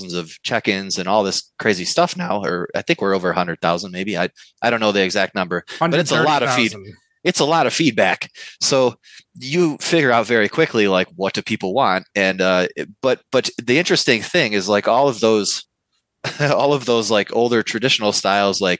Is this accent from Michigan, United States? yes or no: yes; Novi, Michigan, United States; I was a slightly more advanced home brewer who thought it would be a cool idea to open a brewery in my hometown because we didn't have one